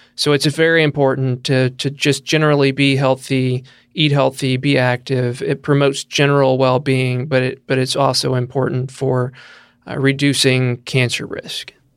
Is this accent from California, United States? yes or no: no; Tennessee, United States; now in Kentucky, United States; I'm from Tennessee, same there. We love to be outside. I grew up on a farm